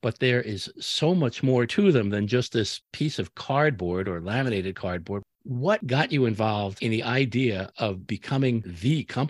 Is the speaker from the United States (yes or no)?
yes; New Jersey, United States; And you know what we call it up in North Jersey? That's Taylor ham.